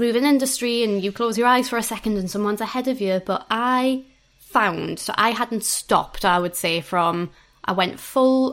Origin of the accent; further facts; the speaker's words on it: Newcastle upon Tyne, North East England, United Kingdom; I am from Newcastle.